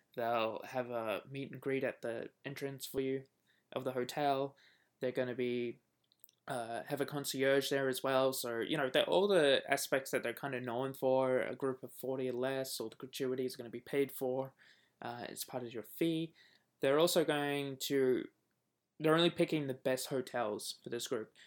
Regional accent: Australia; moved away; being Australian

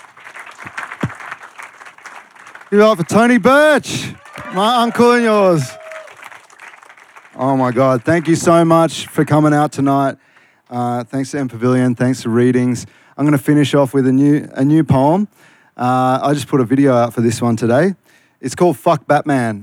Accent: Malaysia; also born or lived in Queanbeyan; now in Australia; I'm the Malaysian Maggie beer out here

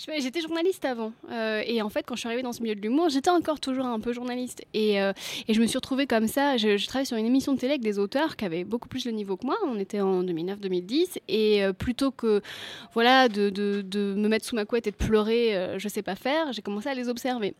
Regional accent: Brittany, France; je suis bretonne

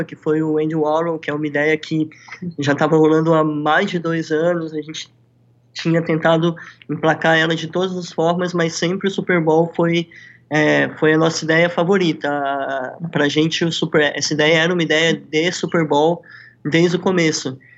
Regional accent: Brazil; now in Miami, United States; como brasileiros

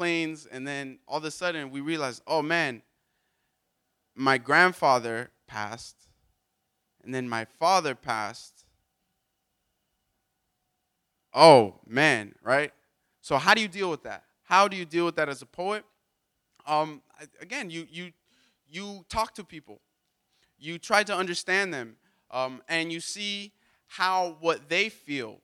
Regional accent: Miami, Florida, United States; I'm American, and I'm from Miami.

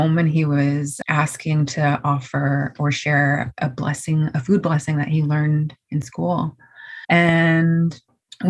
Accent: Haisla territory, British Columbia, Canada; I am from the Beaver Clan. I am a proud member of the Haisla Nation, and I've been born and raised here.

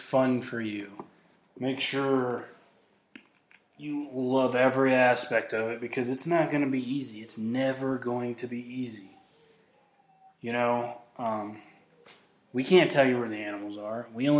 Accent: Midwest, United States; now in Colorado, United States; I'm from the Midwest

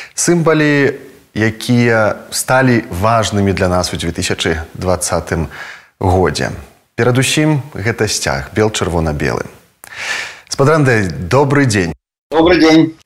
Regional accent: Belarus; мы беларусы

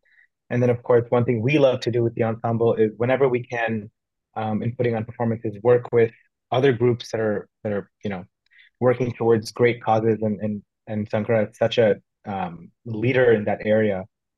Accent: San Jose, California, United States; moved away; I grew up in San Jose, in Berryessa

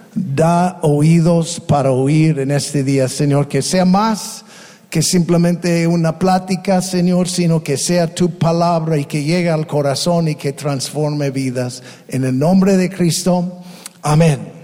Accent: United States; Spanish is a second language; now in Tepic, Mexico; somos ex gringos. Ya somos mexicanos

